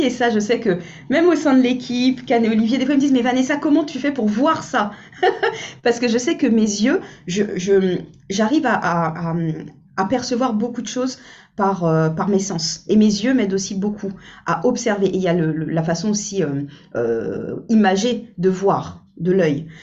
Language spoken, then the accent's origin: French; French Guiana; je suis originaire de la Guyane